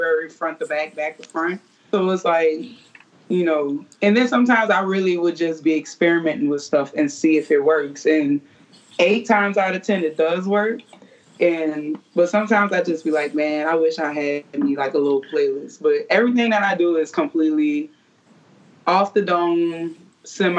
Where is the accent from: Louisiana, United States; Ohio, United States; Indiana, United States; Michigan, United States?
Louisiana, United States; New Orleans; growing up in New Orleans, like, all we hear is music